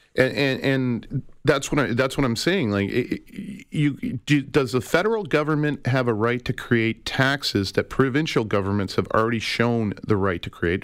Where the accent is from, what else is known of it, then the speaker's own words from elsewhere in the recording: Calgary, Alberta, Canada; now in Toronto, Canada; I grew up in Calgary